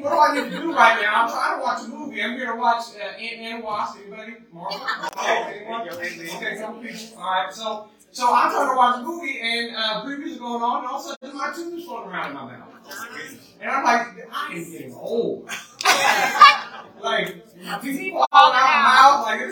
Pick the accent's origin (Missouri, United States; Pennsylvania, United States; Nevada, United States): Nevada, United States; Las Vegas; now in Alabama, United States; I grew up in Vegas